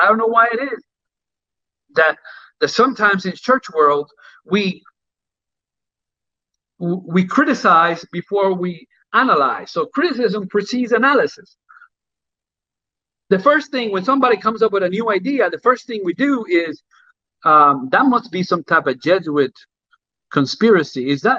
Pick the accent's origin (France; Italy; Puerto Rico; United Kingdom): Puerto Rico; also born or lived in Jamaica; I remember when I lived in Jamaica, that's the way people put white gloves on. And I remember when I came from Puerto Rico, and I remember in the church that I grew up in.